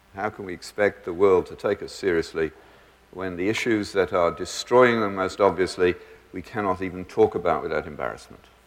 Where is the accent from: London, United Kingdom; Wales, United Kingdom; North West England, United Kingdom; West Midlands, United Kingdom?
West Midlands, United Kingdom; Birmingham; I grew up in the British equivalent of Detroit, but in my school education, we never needed locks, even in the roughest areas of Birmingham